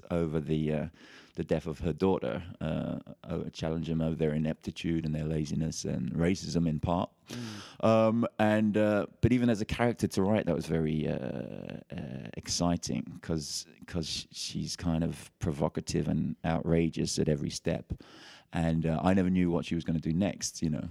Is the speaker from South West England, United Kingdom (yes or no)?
no; London, United Kingdom; it's my hometown